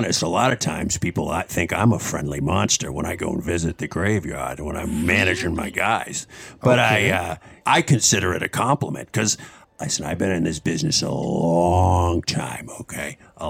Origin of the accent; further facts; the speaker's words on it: Boston, Massachusetts, United States; I was originally from Boston.